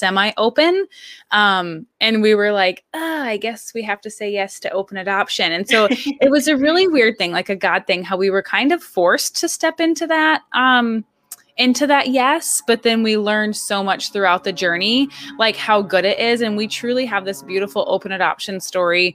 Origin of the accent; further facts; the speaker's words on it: Michigan, United States; now in Alaska, United States; I was actually born and raised in Michigan, but I've been living in and a resident of Alaska for more than half my life now.